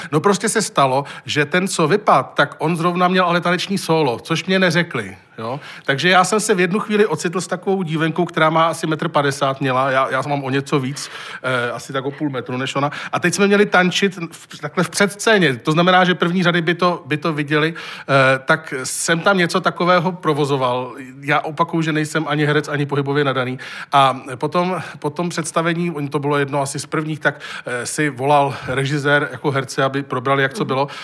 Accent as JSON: {"language": "Czech", "region": "Prague", "country": "Czechia", "tie": "born or raised there", "said": "já jsem vyrůstala v neobklopenčím sídlištěm"}